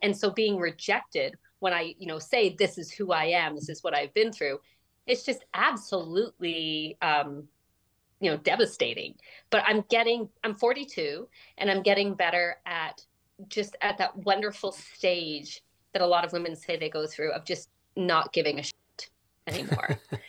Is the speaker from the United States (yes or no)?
no; Canada; It's just that, you know, really, I grew up in this culture where, you know, while I grew up in Canada, there were a lot of values that I was being, you know, expected to embody that weren't reflective of Western society.